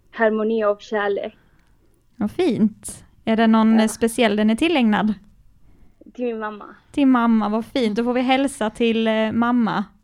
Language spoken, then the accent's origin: Swedish; Sölvesborg, Blekinge, Sweden; Jag är från Blekinge, jag är från Sölvesborg